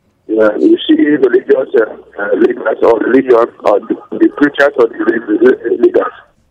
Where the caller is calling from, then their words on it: Anguldi, Plateau, Nigeria; calling from Anguldi.